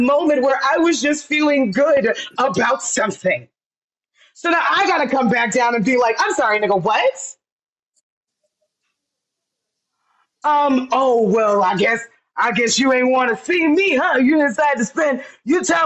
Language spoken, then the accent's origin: English; United States; I'm American, but my family's from the Caribbean